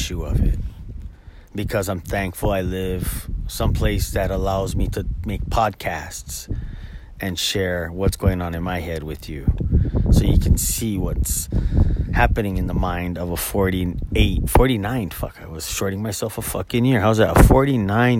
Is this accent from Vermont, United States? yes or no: no; Oahu, Hawaii, United States; now in Maui, United States; I was born and raised on Oahu, and at the age of 17, moved to Maui